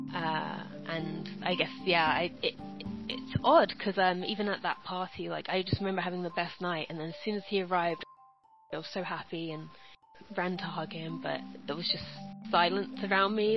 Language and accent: English; London, United Kingdom; I was born and raised in South London